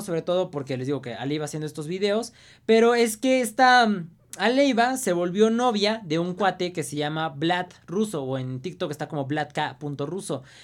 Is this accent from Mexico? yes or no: yes; Mexico